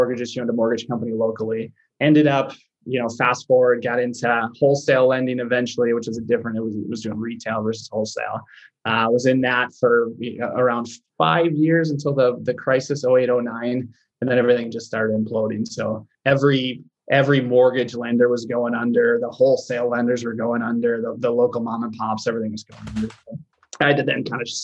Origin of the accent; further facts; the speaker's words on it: Michigan, United States; county that I grew up at in Michigan.